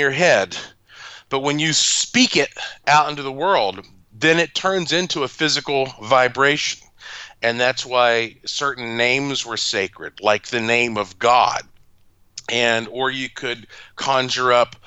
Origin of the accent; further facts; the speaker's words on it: North Carolina, United States; I am from North Carolina